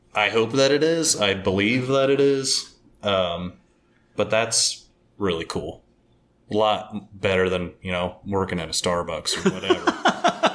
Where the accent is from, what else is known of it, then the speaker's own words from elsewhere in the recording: Omaha, Nebraska, United States; also born or lived in central Pennsylvania; now in Pennsylvania, United States; I'm from Omaha, Nebraska, so we're right down the middle